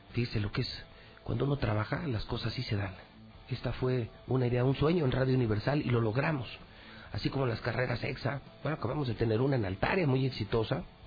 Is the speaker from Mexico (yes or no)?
yes; Mexico; Soy un buen mexicano